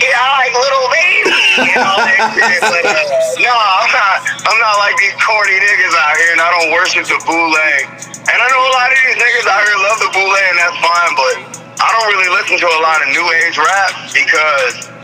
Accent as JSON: {"language": "English", "town": "Davenport", "region": "Iowa", "country": "United States", "tie": "born or raised there", "said": "I'm repping Davenport, Iowa, born and raised"}